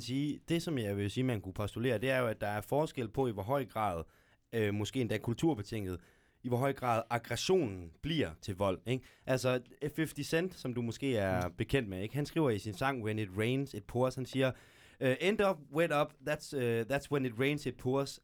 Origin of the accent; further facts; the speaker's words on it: Aarhus, Central Denmark Region, Denmark; moved away as an adult; now in Gellerup, Denmark; det villakvarter, jeg voksede op i Viby